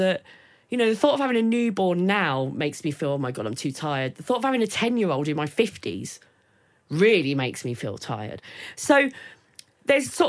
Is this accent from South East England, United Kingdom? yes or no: yes; Maidstone, South East England, United Kingdom; also born or lived in Sidcup; I was born in Sidcup, so I sort of started that in, but then moved to, Maidstone